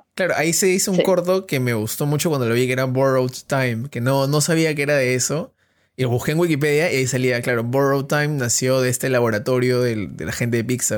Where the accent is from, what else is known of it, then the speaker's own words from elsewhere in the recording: Peru; estuve en un colegio alemán. Acá, en Perú es el colegio Alexander von Humboldt